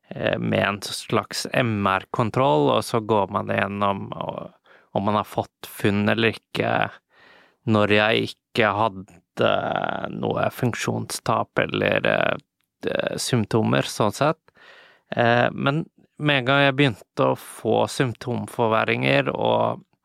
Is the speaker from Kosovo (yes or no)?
no; Iceland; also born or lived in London / Paris / Czech Republic / Japan; now in Norway; Men så er jeg jo opprinnelig fra Island, og jeg eh, bor i Norge